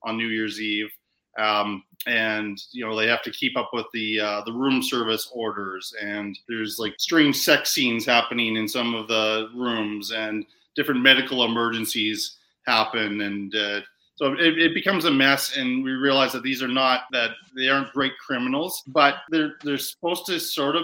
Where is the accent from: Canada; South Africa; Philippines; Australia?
Canada; also born or lived in New York; I've lived in New York, but I'm I'm a Canadian